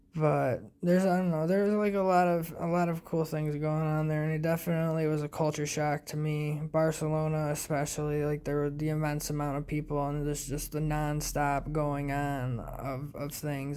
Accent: United States; us being American

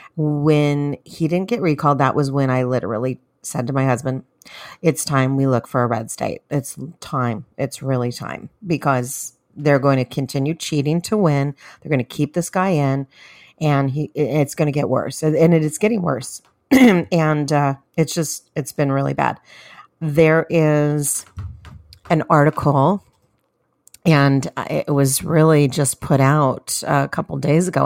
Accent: California, United States; I am from California

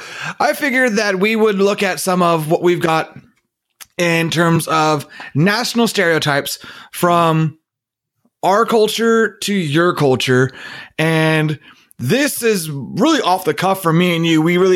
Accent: California, United States; particularly myself as a Californian

